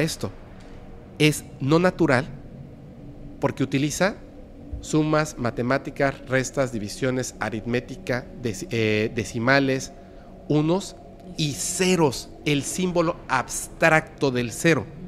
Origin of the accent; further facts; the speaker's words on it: Mexico; somos mexicanos en Yucatán